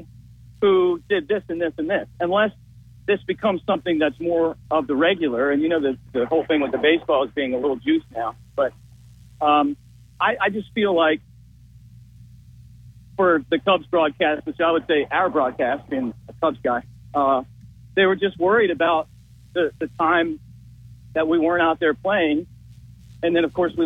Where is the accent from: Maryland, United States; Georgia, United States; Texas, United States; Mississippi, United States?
Maryland, United States; Baltimore; I grew up in Baltimore.